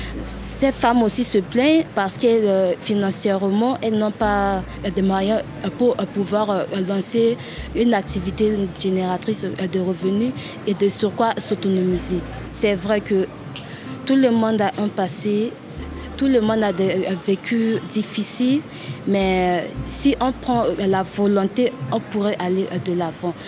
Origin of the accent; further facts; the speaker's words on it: Bangui, Central African Republic; centrafricaine, moi, je suis née à Bangui, j'ai grandi à Bangui, dans la ville de Bangui